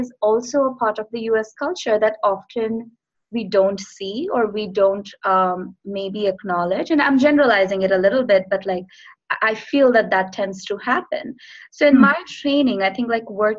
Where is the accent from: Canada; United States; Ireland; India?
India; moved away as an adult; I come from India